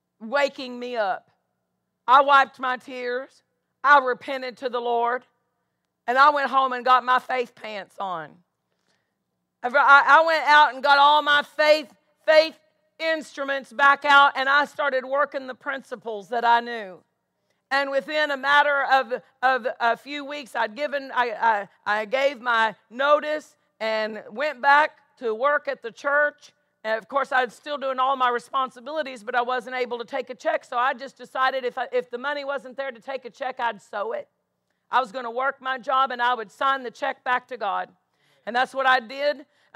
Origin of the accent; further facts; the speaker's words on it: DeSoto, Kansas, United States; I'm halfway to Topeka. I was from DeSoto. I worked in Topeka at that time